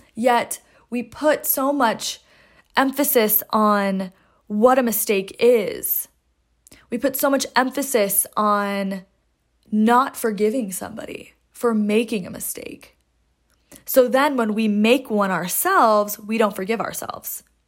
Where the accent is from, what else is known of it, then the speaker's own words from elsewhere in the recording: Seattle, Washington, United States; moved away as an adult; I grew up in Seattle, lived there for twenty-two years, went to high school and college there